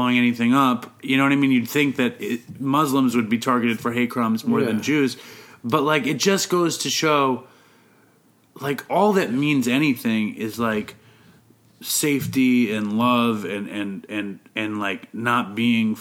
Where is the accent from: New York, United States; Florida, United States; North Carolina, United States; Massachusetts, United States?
New York, United States; New York City; I am a Jew from New York City